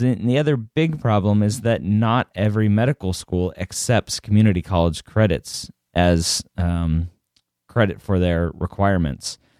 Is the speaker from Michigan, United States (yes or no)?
no; Redondo Beach, California, United States; I grew up in um, Redondo Beach